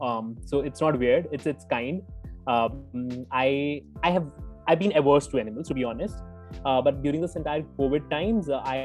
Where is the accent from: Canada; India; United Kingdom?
India; Jammu, Jammu and Kashmir; my home in Jammu, which happens to be my hometown.